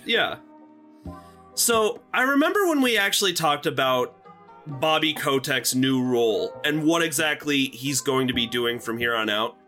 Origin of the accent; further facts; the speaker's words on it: Nebraska, United States; My home state of Nebraska.